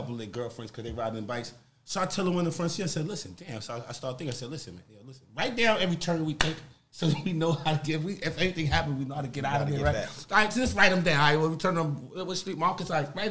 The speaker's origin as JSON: {"language": "English", "town": "New York City", "region": "New York", "country": "United States", "said": "I'm from Harlem"}